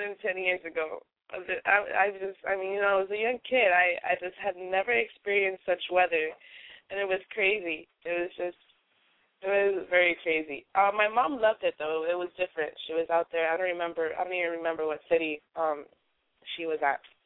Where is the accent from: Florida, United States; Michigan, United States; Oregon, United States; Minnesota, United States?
Florida, United States; Miami; I'm from Miami